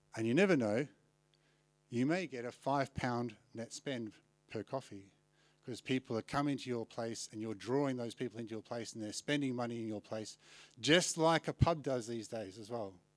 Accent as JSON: {"language": "English", "country": "Australia", "moved": "as an adult", "lives_now": "London, United Kingdom", "said": "if I'm from Australia"}